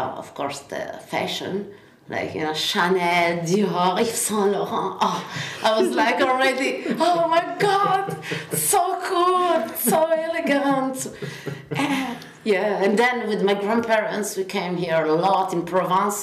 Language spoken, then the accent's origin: English; near Turin, Piedmont, Italy; English is a second language; moved away as an adult; also born or lived in Australia; now in Bordeaux, France; I'm from Italy. I'm from the northwest of Italy, in the countryside, down Turin